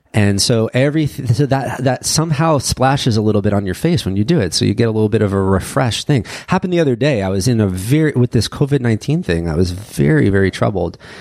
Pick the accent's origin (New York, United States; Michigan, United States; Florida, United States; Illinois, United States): New York, United States; I grew up in New York